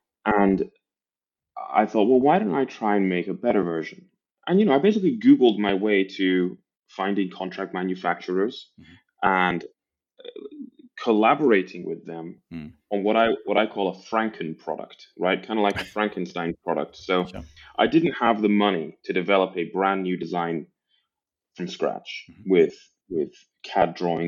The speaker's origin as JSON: {"language": "English", "town": "Aberdeen", "region": "Scotland", "country": "United Kingdom", "tie": "born or raised there", "also_born_or_lived": "England", "accent": "mishmash", "said": "I'm from Northeast Scotland. My accent doesn't necessarily give it away. My accent's a bit of a mishmash. Born in England, raised in Scotland, from an oil town. So Aberdeen in Scotland is like our version of Houston, but less sunny."}